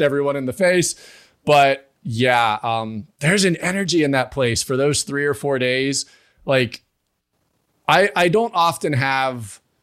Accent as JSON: {"language": "English", "town": "Pittsburgh", "region": "Pennsylvania", "country": "United States", "tie": "born or raised there", "moved": "yes", "lives_now": "Morgantown, United States", "said": "I grew up near Pittsburgh. So I was raised kind of in a town that had sports, but I live near Morgantown, West Virginia now."}